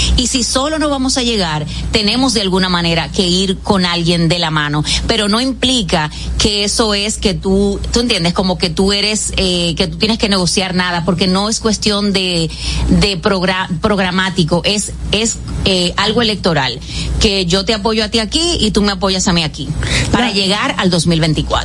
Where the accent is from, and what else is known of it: Dominican Republic; also born or lived in San José de Ocoa